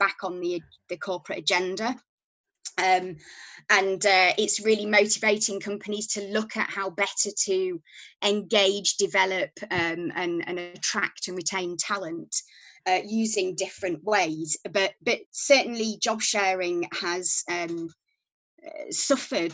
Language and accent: English; Yorkshire and the Humber, United Kingdom; now in Cambridge, United Kingdom; you probably won't be able to tell from my accent, but I'm from Yorkshire